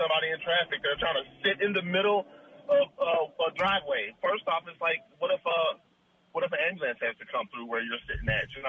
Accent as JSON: {"language": "English", "region": "Midwest", "country": "United States", "said": "I'm from the Midwest too, man."}